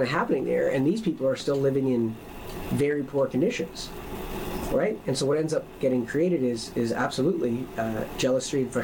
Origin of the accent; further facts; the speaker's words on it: Newfoundland and Labrador, Canada; I'm more Newfoundlander than anything else. I grew up there, I was born there